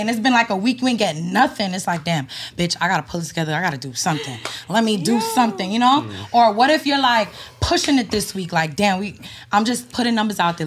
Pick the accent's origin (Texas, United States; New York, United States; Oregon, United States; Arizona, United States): New York, United States; I'm from New York. I'm, I'm lived in New York my whole life